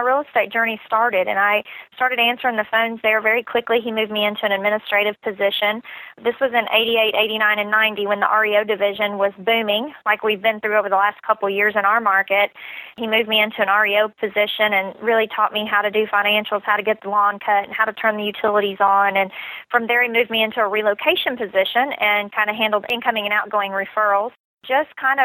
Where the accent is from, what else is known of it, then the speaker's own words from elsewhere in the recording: Southern Illinois, United States; moved away as an adult; now in Nashville, United States; I grew up in Southern Illinois, about 3 hours from Nashville, Tennessee